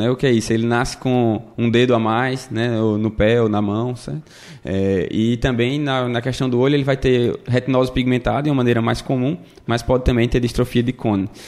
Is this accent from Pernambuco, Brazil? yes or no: yes; Caruaru, Pernambuco, Brazil; now in United States; Isso, isso. Vim lá de Caruaru, terra boa, viu? Bom de ir no São João, como Emílio e dançar forró.